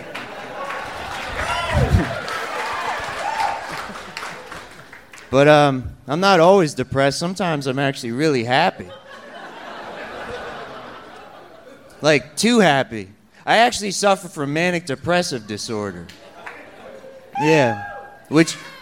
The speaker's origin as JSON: {"language": "English", "region": "New Jersey", "country": "United States", "moved": "as an adult", "lives_now": "Florida, United States", "said": "I'm from New Jersey. I came down 7 years ago"}